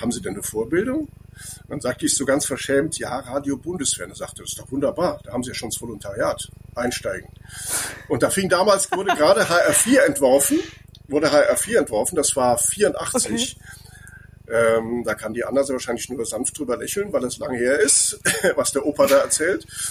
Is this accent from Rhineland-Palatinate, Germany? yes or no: yes; Andernach, Rhineland-Palatinate, Germany; ich komme aus Andernach, da gibt es den Kranenberg